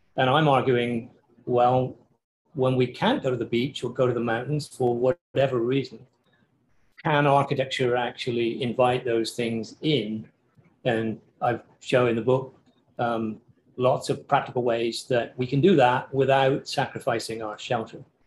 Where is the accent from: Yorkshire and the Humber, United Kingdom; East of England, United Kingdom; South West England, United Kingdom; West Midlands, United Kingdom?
South West England, United Kingdom; Cornwall; moved away; theoretically, in the southwest of England, uh, so the little peninsula that juts out into the Pacific below Wales, a place called Cornwall.